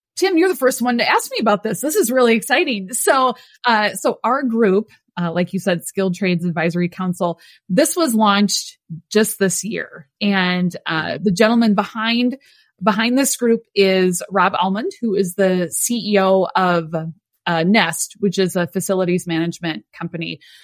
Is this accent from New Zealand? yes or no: no; Midwest, United States; born or raised there